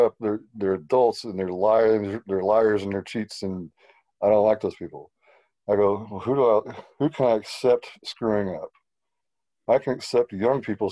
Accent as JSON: {"language": "English", "town": "Houston", "region": "Texas", "country": "United States", "tie": "born or raised there", "said": "I grew up in Houston, Texas"}